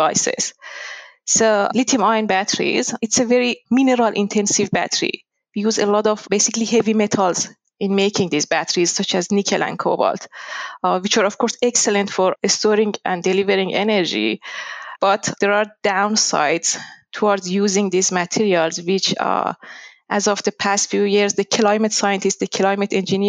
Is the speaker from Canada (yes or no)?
no; Iran; moved away as an adult; also born or lived in Tehran; now in Australia; I was born in Iran